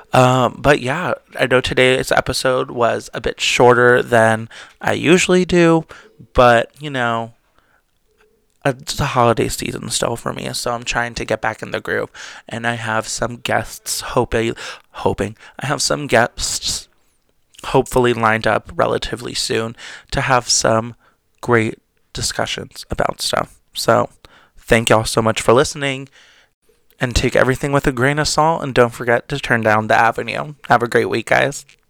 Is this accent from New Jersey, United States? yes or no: yes; New Jersey, United States; I'm really from Jersey. Because, you know, a lot of us do have pretty bad potty mouths